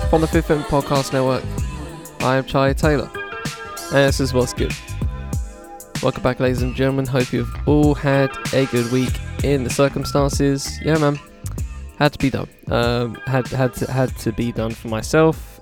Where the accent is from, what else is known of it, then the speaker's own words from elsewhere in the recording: United Kingdom; as a British person